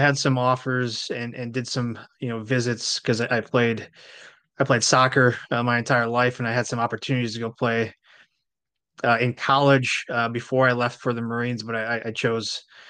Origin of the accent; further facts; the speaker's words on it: Milwaukee, Wisconsin, United States; I was born and raised just outside of Milwaukee, Wisconsin.